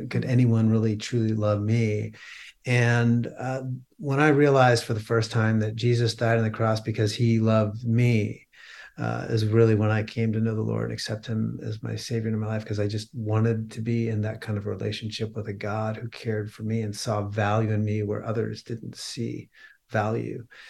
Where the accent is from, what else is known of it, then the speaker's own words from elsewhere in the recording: Pennsylvania, United States; I was born and raised in Pennsylvania